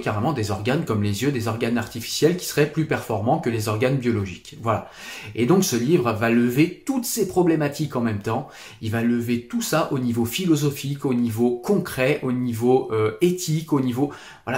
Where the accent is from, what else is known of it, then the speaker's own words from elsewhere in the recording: France; chez nous en France